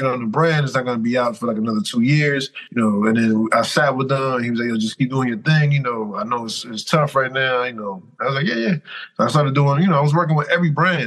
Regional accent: Dominican Republic; I'm Dominican

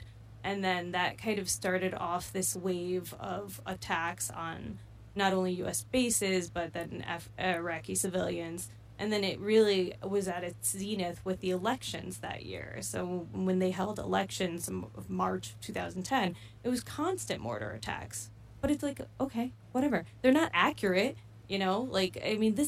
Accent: Bergen County, New Jersey, United States; I grew up in Bergen County, New Jersey

